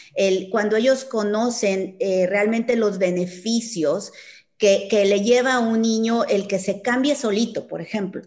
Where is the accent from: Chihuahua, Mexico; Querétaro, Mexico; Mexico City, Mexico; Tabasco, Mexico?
Chihuahua, Mexico; Yo soy de Chihuahua